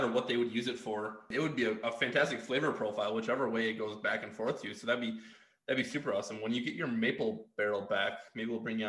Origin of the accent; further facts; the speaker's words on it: Chicago, Illinois, United States; I grew up in the Chicagoland area